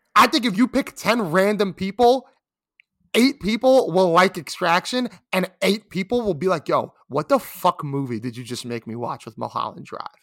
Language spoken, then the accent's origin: English; New York City, New York, United States; I'm a New Yorker